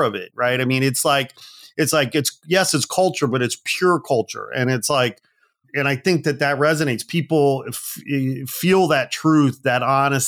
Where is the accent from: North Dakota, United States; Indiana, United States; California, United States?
Indiana, United States; Northwest; also born or lived in Gary, Indiana; I was born in Gary, Indiana. I grew up in Northwest Indiana